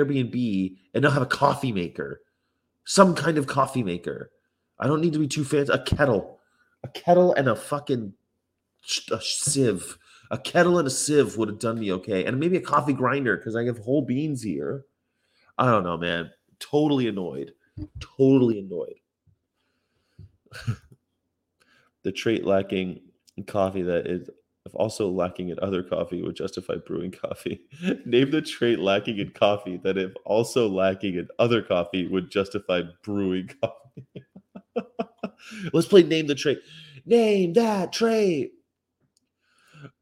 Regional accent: Fresno, California, United States; moved away; also born or lived in San Francisco; I grew up in Fresno, which is kind of backwards

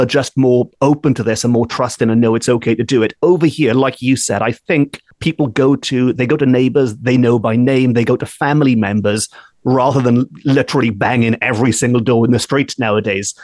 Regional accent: Wales, United Kingdom; growing up in Wales in the 1980s, we did not have trick or treating

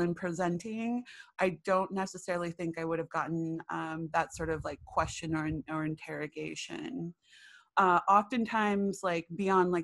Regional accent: Long Beach, California, United States; I was born and raised in Long Beach, California

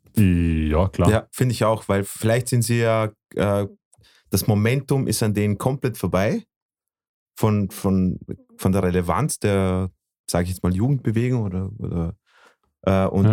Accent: Bosnia & Herzegovina; also born or lived in Vorarlberg; now in Austria; aus meinem Heimatland

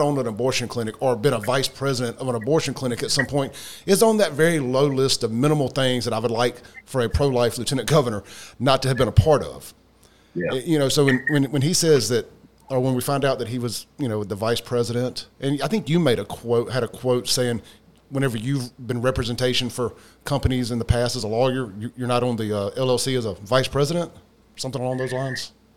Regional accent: Jackson, Mississippi, United States; I grew up in South Jackson

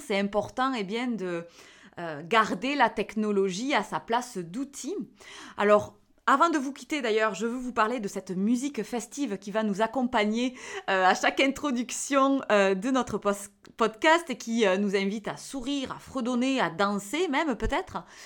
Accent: the South, southern France, France; accent: accent du Sud; avec mon petit accent du Sud

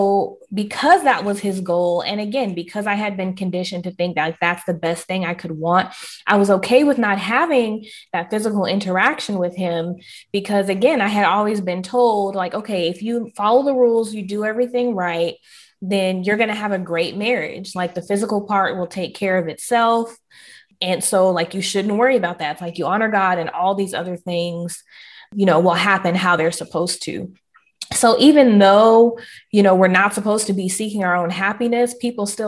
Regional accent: the South, United States; I am Southern through and through

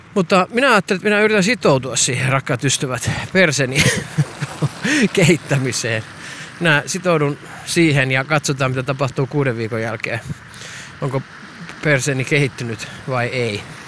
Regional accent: Perniö, Southwest Finland, Finland; Minä olen minä olen Perniöstä kotoisin, jos ette tienneet, niin minä olen Perniöstä kotoisin

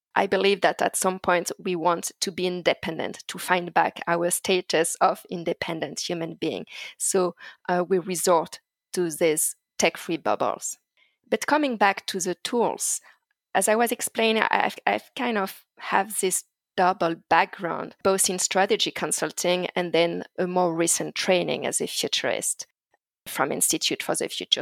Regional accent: Paris suburbs, Île-de-France, France; as a teenager growing up in France, uh, in the Paris suburbs

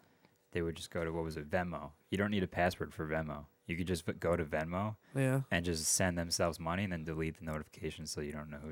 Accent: Suffolk County, New York, United States; I grew up in Suffolk County

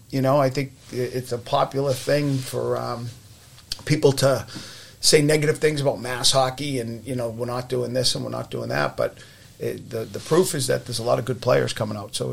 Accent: Winthrop, Massachusetts, United States; grew up in Winthrop

